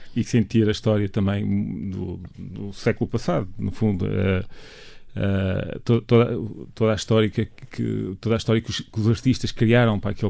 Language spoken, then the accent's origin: Portuguese; Mozambique; moved away; also born or lived in Minho, Portugal; desde criança, quando vinha de Moçambique para cá